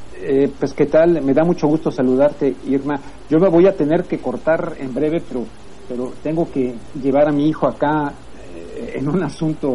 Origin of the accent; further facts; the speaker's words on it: Mexico; now in Los Angeles, United States; como mexicano, como mexicano acá en Los Ángeles, que quiero mucho a mi, país